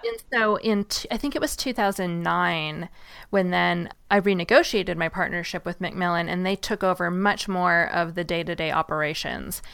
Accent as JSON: {"language": "English", "town": "Seattle", "region": "Washington", "country": "United States", "tie": "born or raised there", "said": "I grew up in Seattle, and it rains a lot there"}